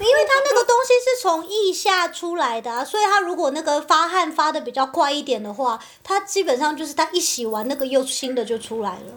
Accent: Taipei, Taiwan; moved away; 我是来自台北

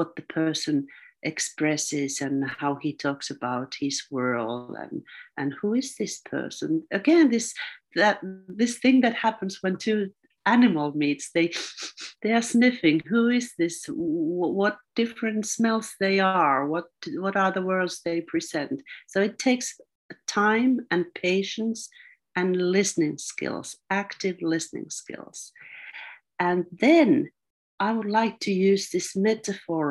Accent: Finland; I'm from Finland.

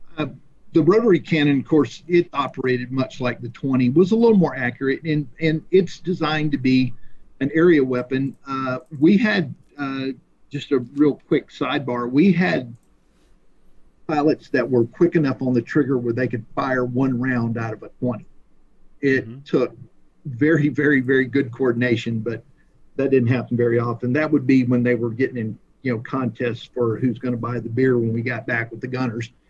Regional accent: Pensacola, Florida, United States; I grew up in Pensacola, which is where Naval Aviation uh, was born

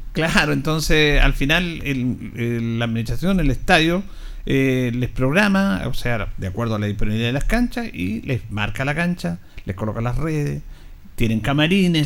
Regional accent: Linares, Maule, Chile; somos del barrio, de Arturo Bray

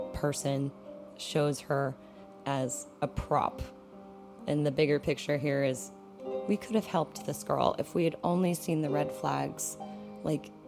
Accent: West Texas, United States; I grew up in West Texas

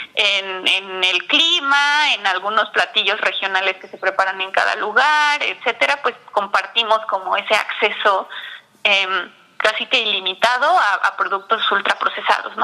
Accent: Mexico City, Mexico; yo soy de la Ciudad de México

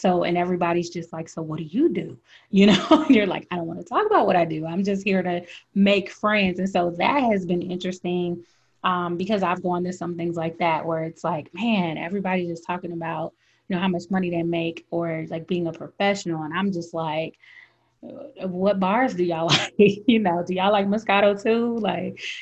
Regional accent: Connecticut, United States; I'm from Connecticut. So, you know, when I get passionate, sometimes my accent come back

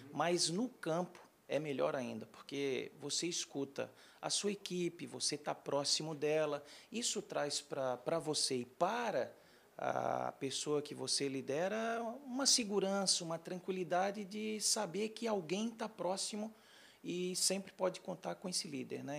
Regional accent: Florianópolis, Santa Catarina, Brazil; moved away as an adult; also born or lived in Joinville / Porto Alegre / São Paulo / Rio de Janeiro; Eu sou natural de Florianópolis, Santa Catarina, mas muito novo eu já comecei a sair lá da região

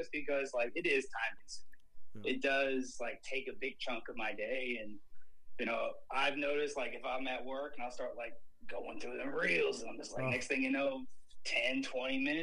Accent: Chesapeake, Virginia, United States; moved away; I'm from Chesapeake. But when everyone's like, "Where's that at?" I'm like, "Virginia Beach."

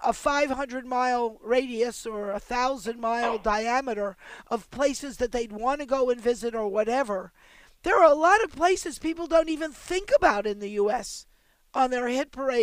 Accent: Baltimore, Maryland, United States; I was born in Baltimore

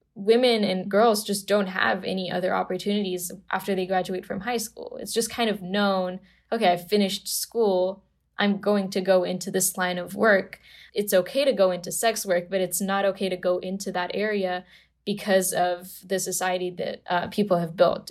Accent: Romania; also born or lived in Bucharest; I grew up in Romania in a very normal Romanian family

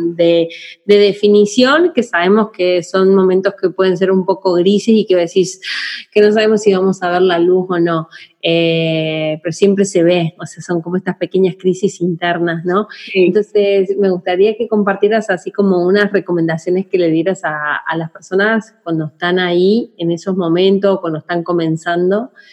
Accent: Argentina; moved away; yo nací en Argentina

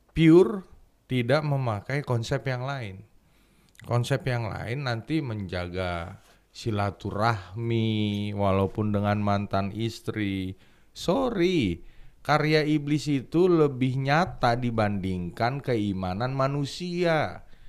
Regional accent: Bekasi, West Java, Indonesia

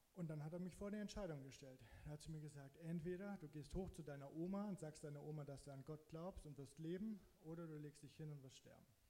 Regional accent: Zittau-Görlitz area, Saxony, Germany; moved away as an adult; now in Hamburg, Germany; ich komme halt aus der Ecke Zittau-Görlitz

